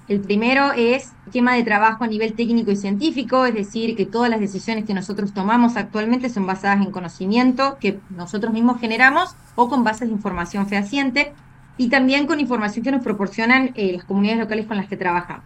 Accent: Miramar, Córdoba, Argentina; moved away; estoy acá visitando a mi familia soy de acá de Miramar

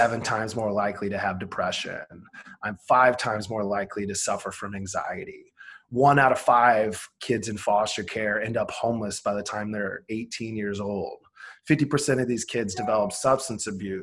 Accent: Iowa, United States; Grew up super poor in Iowa

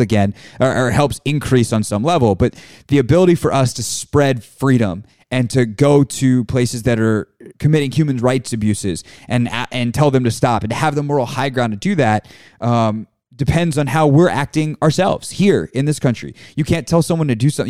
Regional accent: United States

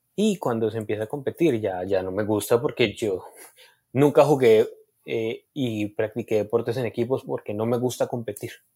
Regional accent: Colombia; nosotros como colombianos

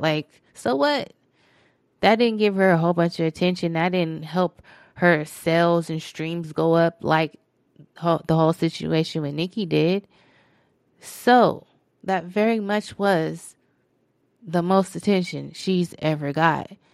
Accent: Phoenix, Arizona, United States; That's my hometown.

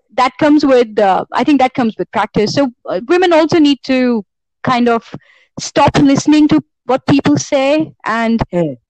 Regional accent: India; as Indian riders

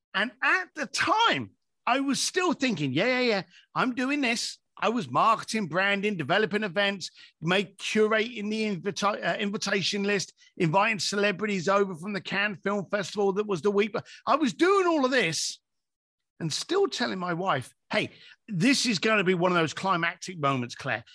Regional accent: London, United Kingdom; I'm an Irish lad from East London

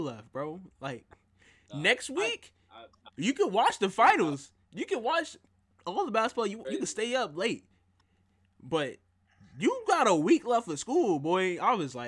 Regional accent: South Carolina, United States; Growing up in South Carolina

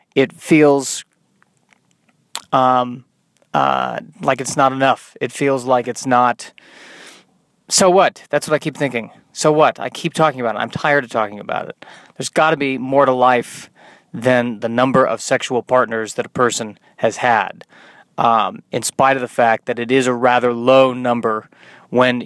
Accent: Colorado, United States; I'm Jewish and from Colorado

